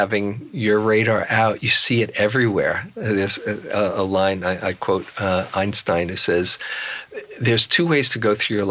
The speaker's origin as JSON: {"language": "English", "town": "New York City", "region": "New York", "country": "United States", "said": "I was from Queens"}